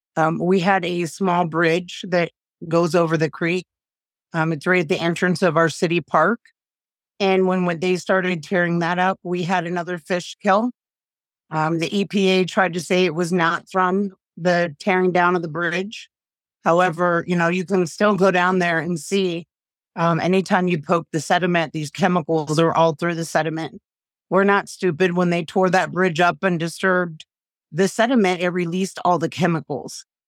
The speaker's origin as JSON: {"language": "English", "town": "East Palestine", "region": "Ohio", "country": "United States", "tie": "born or raised there", "said": "growing up in East Palestine for forty-six years, a community that I love, that I cherish, my hometown"}